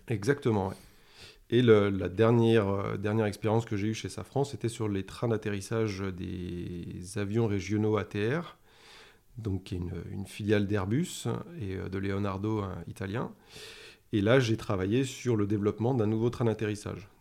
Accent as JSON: {"language": "French", "region": "the Alps", "country": "France", "tie": "born or raised there", "said": "je viens des Alpes et tu as raison, on partage ça. Euh, je pense que ça a été une chance de grandir là-bas"}